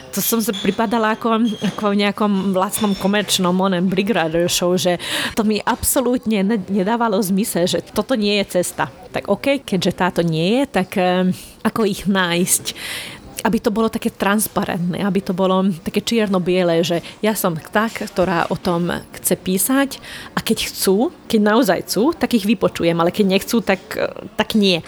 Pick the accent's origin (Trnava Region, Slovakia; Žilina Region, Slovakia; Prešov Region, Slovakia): Trnava Region, Slovakia; Rye Island; first language Hungarian; Slovak is a second language; ja som maďarská, maďarka zo Žitného ostrova, takže moja materinská je, reč je maďarčina